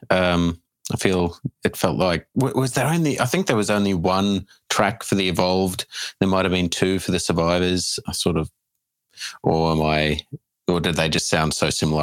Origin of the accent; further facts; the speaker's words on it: Australia; as an Australian